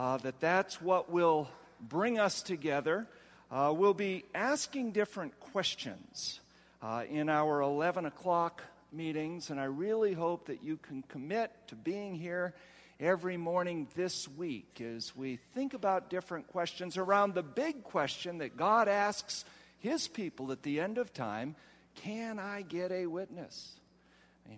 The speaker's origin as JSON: {"language": "English", "region": "Ohio", "country": "United States", "said": "I come from Ohio. Where it is so flat"}